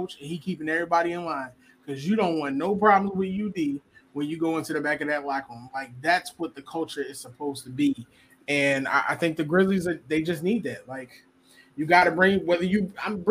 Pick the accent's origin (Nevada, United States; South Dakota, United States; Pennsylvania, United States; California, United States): Pennsylvania, United States; Philadelphia; growing up in Philly, I grew up with a bunch of kids